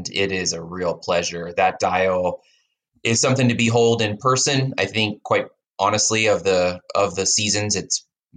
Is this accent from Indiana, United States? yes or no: no; Philadelphia, Pennsylvania, United States; now in Southern California, United States